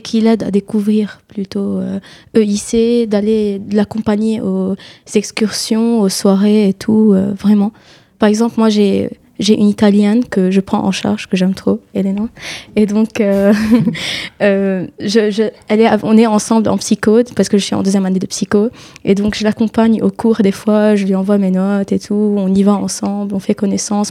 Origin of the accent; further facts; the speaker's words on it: Lebanon; moved away as an adult; now in France; Je suis libanaise, je suis venue du Liban